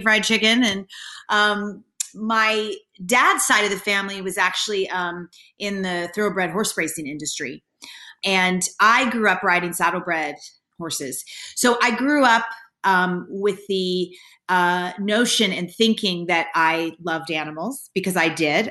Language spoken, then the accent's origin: English; Kentucky, United States; I grew up in Kentucky